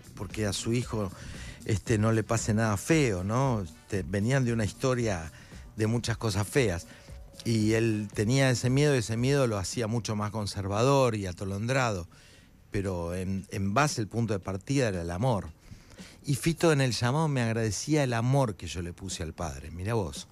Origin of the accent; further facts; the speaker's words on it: Buenos Aires, Argentina; Yo soy de Parque Patricio